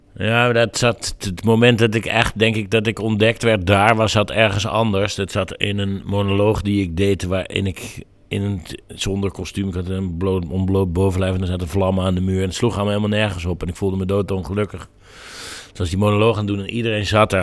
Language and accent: Dutch; North Brabant, Netherlands; Ik kom uit Brabant en dat het maakt veel van mijn identiteit